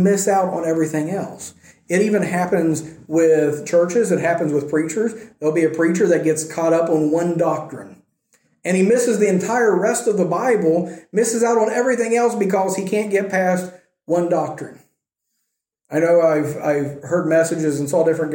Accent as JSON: {"language": "English", "country": "United States", "moved": "yes", "said": "being an American"}